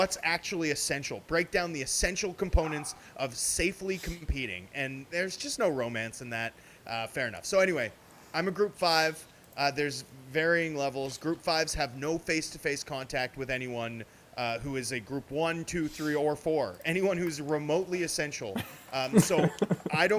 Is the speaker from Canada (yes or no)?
yes; Vancouver, British Columbia, Canada; I'm from Vancouver